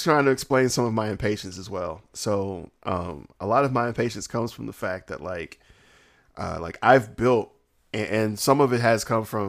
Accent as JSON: {"language": "English", "region": "the South", "country": "United States", "said": "I'm from the South"}